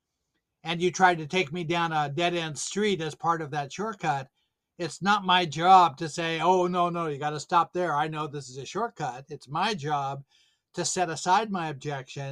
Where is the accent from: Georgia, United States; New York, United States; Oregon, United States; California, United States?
Oregon, United States; Salem; I grew up in Salem, Oregon